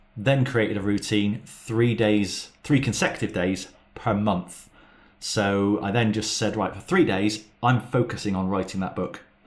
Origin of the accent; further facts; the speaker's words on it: Plymouth, South West England, United Kingdom; I'm, I'm from Plymouth